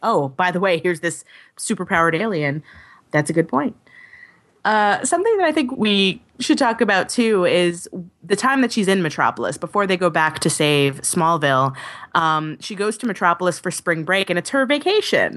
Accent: Long Island, New York, United States; I grew up on Long Island and it's boring as all get out.

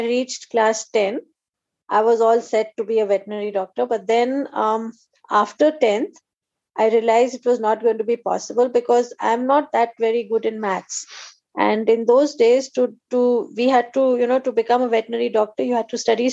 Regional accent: Assam, India; growing up in Assam

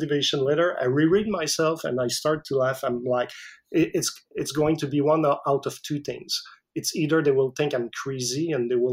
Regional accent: Canada; English is a second language; I didn't speak English at all. I'm French Canadian, so, and my English was like zero to none.

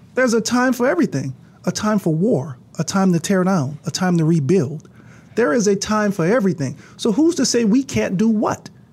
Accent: New Orleans, Louisiana, United States; I come from Ninth Ward, New Orleans

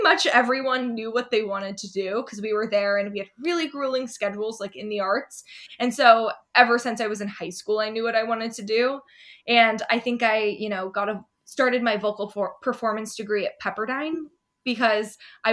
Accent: Sacramento, California, United States; also born or lived in Monterey, California; now in Los Angeles, United States; I spent up until middle school, till eighth grade in Sacramento, and then came to LA and went to high school in LA and stayed here until now

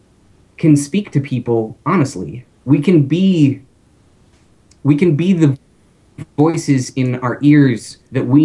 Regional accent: Minnesota, United States; I'm from Minnesota

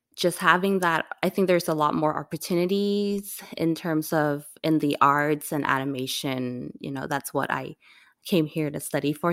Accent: Hong Kong; now in United States; growing up in Hong Kong, like, we could speak English and everything, but coming to the United States

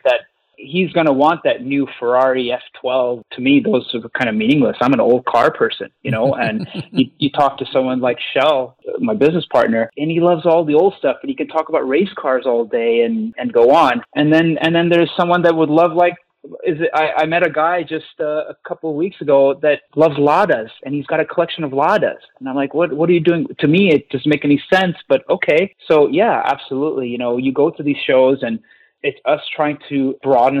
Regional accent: Montreal, Quebec, Canada; I was from Montreal

